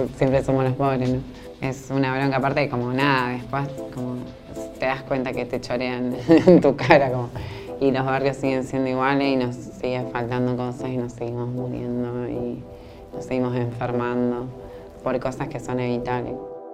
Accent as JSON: {"language": "Spanish", "town": "Villa Gobernador Gálvez", "region": "Santa Fe", "country": "Argentina", "tie": "born or raised there", "said": "Me crié en Villa Bernador Galvez. Eh, bueno, estuve como hasta los seis años ahí"}